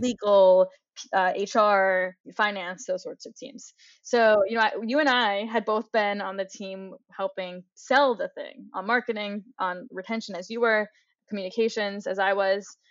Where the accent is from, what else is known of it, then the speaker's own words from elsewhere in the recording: New York, United States; moved away as an adult; now in Boulder, United States; I grew up in New York, access to, you know, some of the best art museums in the world